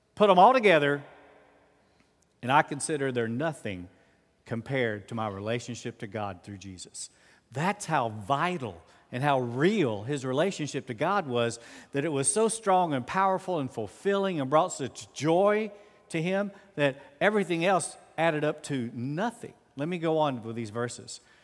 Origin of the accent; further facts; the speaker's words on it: United States; I'm always an American